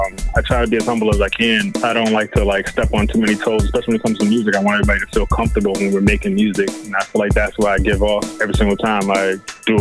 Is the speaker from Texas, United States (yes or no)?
no; Brockton, Massachusetts, United States; I grew up in Brockton. I went to West Virginia High. I went to Brockton High School, too, as well. Very big school in Brockton High School. Over 2,000 kids. Went to Bristol Community College as well